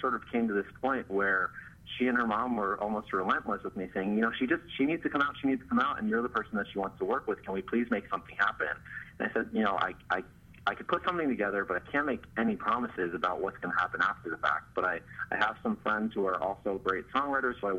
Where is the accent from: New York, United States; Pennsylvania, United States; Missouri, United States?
Pennsylvania, United States; the Poconos; moved away as an adult; also born or lived in Pittsburgh, Pennsylvania; now in Los Angeles, United States; I'm from the Poconos. But after I graduated high school, I went out to Pittsburgh